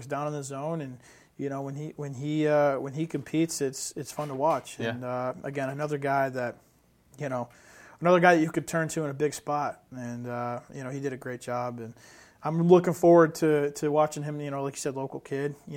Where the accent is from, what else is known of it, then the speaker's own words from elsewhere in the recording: Western New York, United States; I'm from Western New York